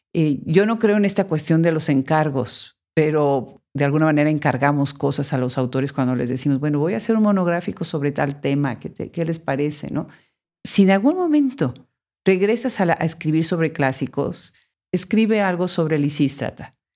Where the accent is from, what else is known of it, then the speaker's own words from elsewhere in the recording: Mexico; mi país natal